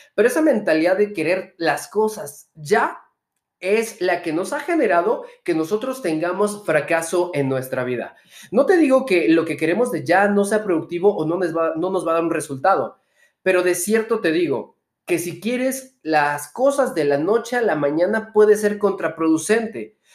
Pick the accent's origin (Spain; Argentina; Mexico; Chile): Mexico; soy empresario mexicano